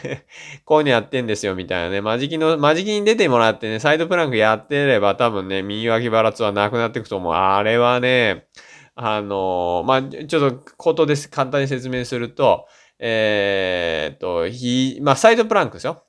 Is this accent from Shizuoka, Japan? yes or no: yes; Shizuoka, Japan; 僕静岡県出身なんで